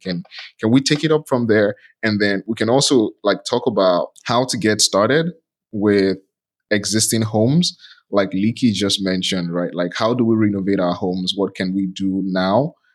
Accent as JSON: {"language": "English", "country": "Nigeria", "said": "I'm from Nigeria."}